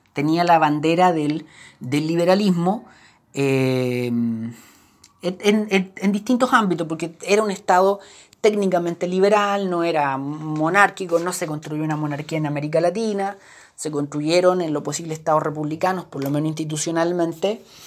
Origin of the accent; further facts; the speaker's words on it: Chile; Nosotros los chilenos